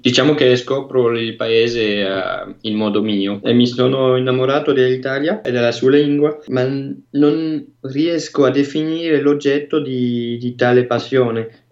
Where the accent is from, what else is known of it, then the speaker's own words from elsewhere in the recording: Brussels, Brussels-Capital Region, Belgium; Italian is a second language; now in Ottignies, Belgium; Eh, io sono belga, eh, sono nato a, a, Bruxelles, però vivo nella parte francofona del Belgio, in Valonia.